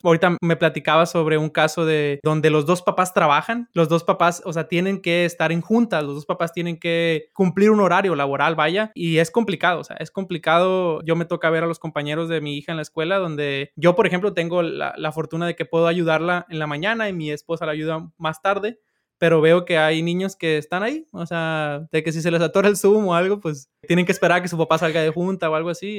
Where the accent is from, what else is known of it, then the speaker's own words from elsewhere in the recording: Sinaloa, Mexico; yo soy de Sinaloa.